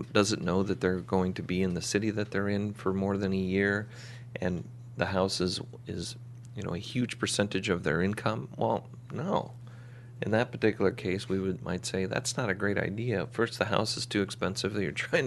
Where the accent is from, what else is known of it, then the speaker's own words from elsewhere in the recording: Phoenix, Arizona, United States; moved away; I'm from Phoenix